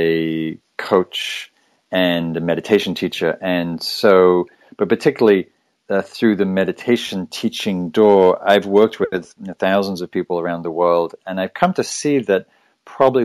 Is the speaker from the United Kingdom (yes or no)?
yes; Northern England, United Kingdom; moved away as an adult; also born or lived in London; now in Northern California, United States; I was born in England, raised in Northern England